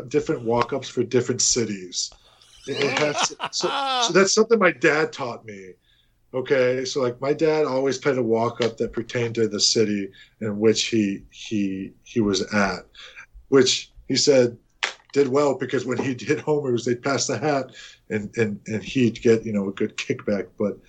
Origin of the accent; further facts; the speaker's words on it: Corpus Christi, Texas, United States; moved away as an adult; also born or lived in Austin, Texas; we're from Corpus